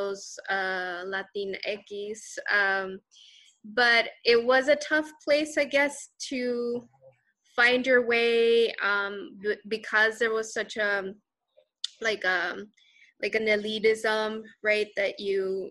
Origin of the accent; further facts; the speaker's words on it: Texas border, United States; also born or lived in Mexico City, Mexico; I was born in Mexico City and moved when I was 7. My parents moved to the U.S., to Texas on the border. With the state of Tamaulipas. And so I grew up on the border